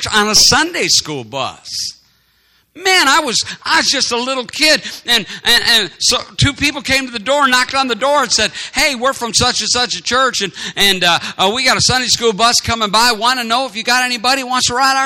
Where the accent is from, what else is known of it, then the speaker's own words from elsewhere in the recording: Madison, Wisconsin, United States; We were growing up in Madison, Wisconsin